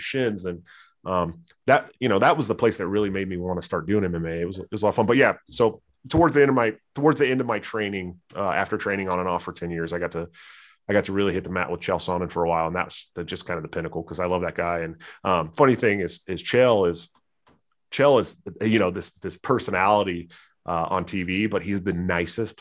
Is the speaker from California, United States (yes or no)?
yes; San Francisco Bay Area, California, United States; I grew up in right outside of Stockton, Oakland, Antioch, California. I'm from their neighborhood.